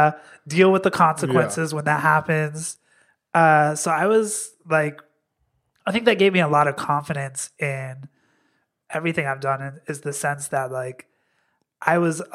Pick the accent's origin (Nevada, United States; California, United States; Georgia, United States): Nevada, United States; Las Vegas; also born or lived in New York; now in Los Angeles, United States; born and raised in Las Vegas.